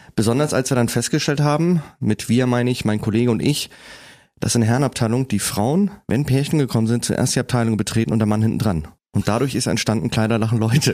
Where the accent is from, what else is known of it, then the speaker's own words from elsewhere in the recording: Kiel, Schleswig-Holstein, Germany; also born or lived in Preetz; Bin aber nur geboren und habe dann in Kiel gelebt und bin noch aufgewachsen.